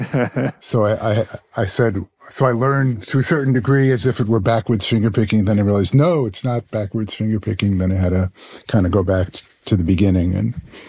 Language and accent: English; New York City, New York, United States; also born or lived in Ithaca, New York; now in Boston, United States; I grew up in New York City. I live in Boston now